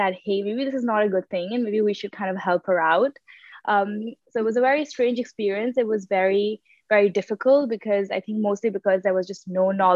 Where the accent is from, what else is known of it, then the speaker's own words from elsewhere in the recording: Dubai, United Arab Emirates; moved away as an adult; I grew up in the United Arab Emirates in Dubai. That's where I did most of my schooling